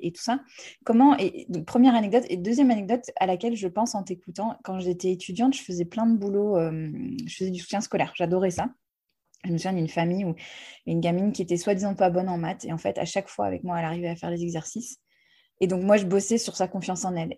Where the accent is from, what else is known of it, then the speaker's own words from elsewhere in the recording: United States; now in France; j'ai grandi aux États-Unis